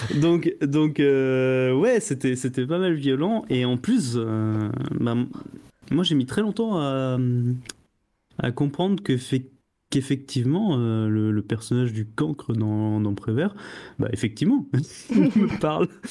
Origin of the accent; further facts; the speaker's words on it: Alsace, Grand Est, France; j'ai grandi en Alsace